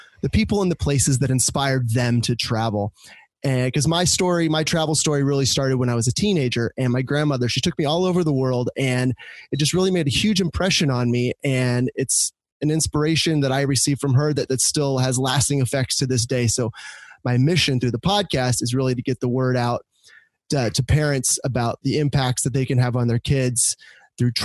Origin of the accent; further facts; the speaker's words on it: Orange County, California, United States; I grew up in Orange County